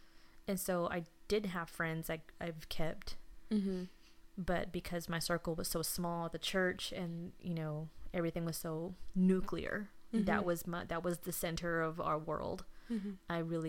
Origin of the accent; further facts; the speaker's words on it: Houston, Texas, United States; also born or lived in Pasadena, Texas / Friendswood, Texas; You know, I lived here in Houston my entire life.